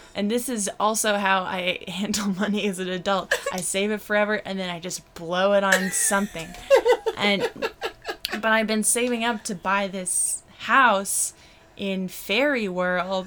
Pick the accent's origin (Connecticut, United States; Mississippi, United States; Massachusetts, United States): Massachusetts, United States; Brockton; moved away; also born or lived in Boston; I grew up in Brockton, Massachusetts